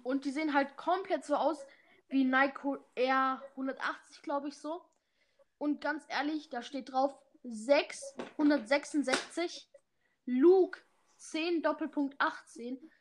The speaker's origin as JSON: {"language": "German", "country": "Germany", "also_born_or_lived": "Bad Harzburg, Lower Saxony", "said": "Wir sind Deutsche"}